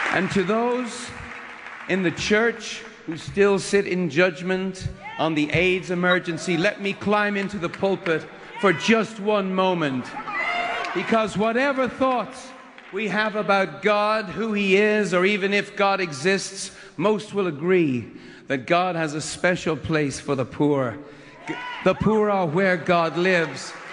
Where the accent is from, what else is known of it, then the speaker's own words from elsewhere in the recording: Dublin, Leinster, Ireland; a very white, almost pink Irish man growing up in Dublin